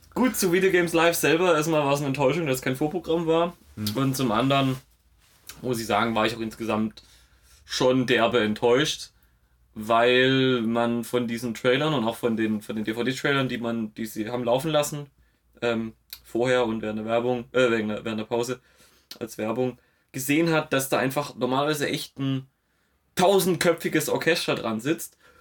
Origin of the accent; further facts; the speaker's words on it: Stuttgart, Baden-Württemberg, Germany; bei uns in Stuttgart-Zuffenhausen